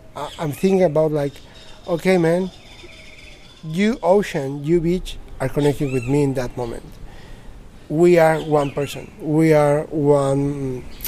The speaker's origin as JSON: {"language": "English", "region": "Mexico City", "country": "Mexico", "moved": "yes", "said": "I'm from Mexico City, the one of the biggest"}